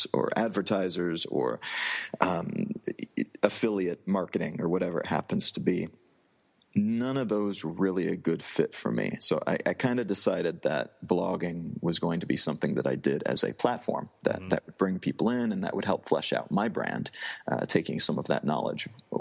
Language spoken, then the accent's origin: English; Midwest of the U.S., United States; moved away; growing up in the Midwest of the U.S.